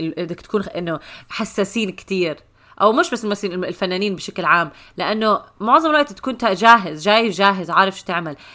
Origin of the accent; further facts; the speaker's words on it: Syria; انا سوري